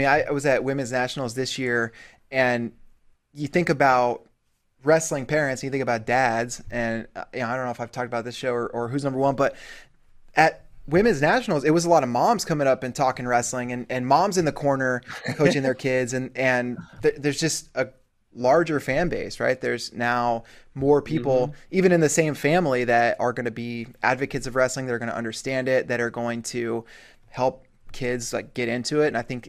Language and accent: English; Colorado Springs, Colorado, United States; I grew up in Colorado Springs, so I at least had access to the Olympic Training Center